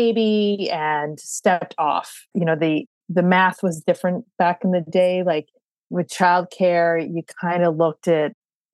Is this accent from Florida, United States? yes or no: no; California, United States; moved away as an adult; also born or lived in Boston; now in New York, United States; I grew up in California, went to school in Boston, met a New Yorker and ended up in New York